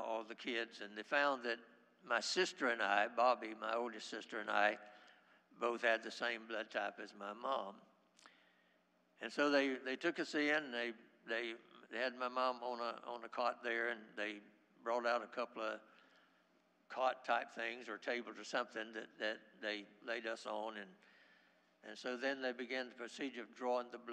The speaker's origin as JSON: {"language": "English", "town": "Haines City", "region": "Florida", "country": "United States", "tie": "born or raised there", "said": "I grew up in Haines City, and back in those days, we didn't have a hospital"}